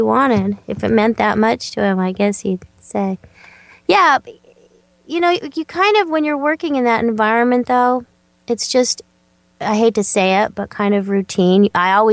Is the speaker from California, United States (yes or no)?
yes; Southern California, United States; I grew up in Southern California